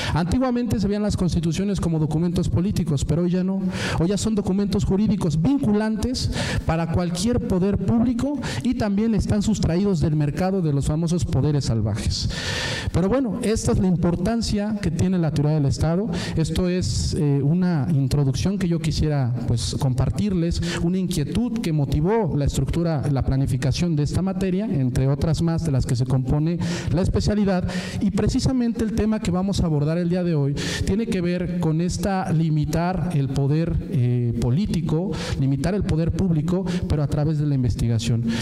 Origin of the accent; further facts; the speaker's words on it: Puebla, Mexico; Yo que vengo de Puebla